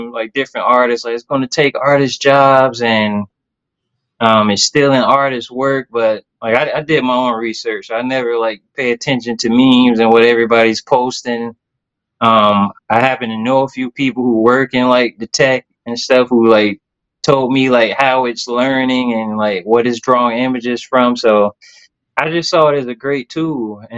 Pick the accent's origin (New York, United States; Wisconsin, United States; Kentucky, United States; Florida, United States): Florida, United States; Tallahassee; moved away as an adult; now in Jacksonville, United States; I'm from Tallahassee, Florida.